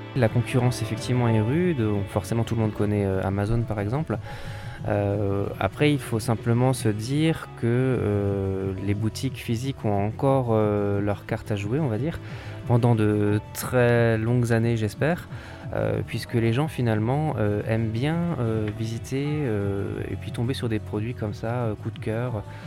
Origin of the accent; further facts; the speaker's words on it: Colmar, Grand Est, France; je suis originaire de Colmar